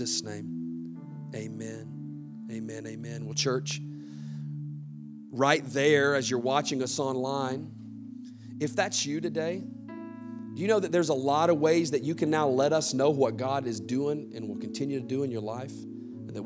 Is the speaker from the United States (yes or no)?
yes; the South, United States; I grew up in the South